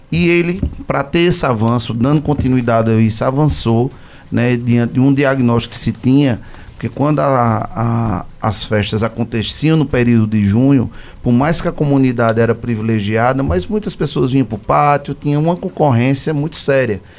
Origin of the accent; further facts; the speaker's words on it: Caruaru, Pernambuco, Brazil; Então, ter a honra de ser caruaruense, né? Dessa cidade tão importante